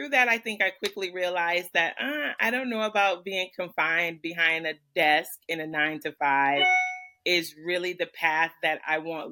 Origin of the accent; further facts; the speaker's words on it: Michigan, United States; I'm about 20 minutes south of Detroit in the area that here is known as the Downriver area